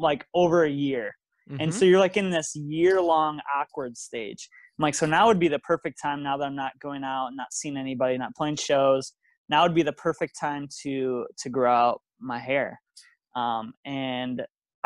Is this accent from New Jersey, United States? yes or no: no; South Dakota, United States; from South Dakota